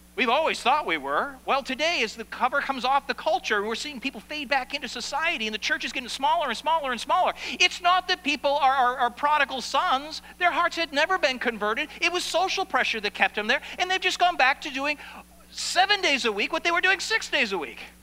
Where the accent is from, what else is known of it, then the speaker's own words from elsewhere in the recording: Maine, United States; moved away; I come from Maine.